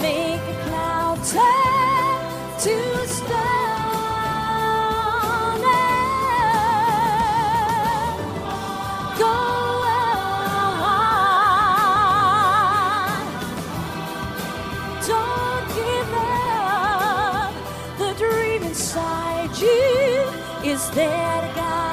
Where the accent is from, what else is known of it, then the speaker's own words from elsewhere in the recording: South Wales, United Kingdom; if you can't tell by my strange accent, I hail from South Wales. The Welsh are in tonight.